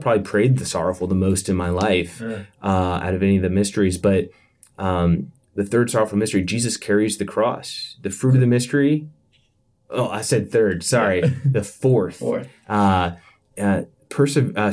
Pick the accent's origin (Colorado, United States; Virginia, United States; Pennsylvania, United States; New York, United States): Virginia, United States; Yorktown; moved away; back home, back where I grew up in Yorktown, Virginia